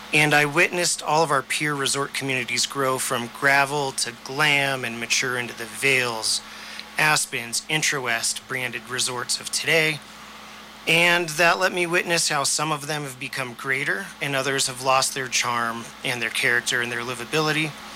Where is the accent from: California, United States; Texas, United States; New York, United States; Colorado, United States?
Colorado, United States; Durango; now in Telluride, United States; I was born and raised in Durango